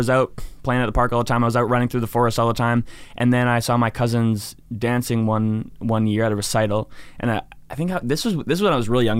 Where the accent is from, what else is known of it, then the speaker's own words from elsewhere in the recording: Penticton, British Columbia, Canada; so I was raised in Penticton.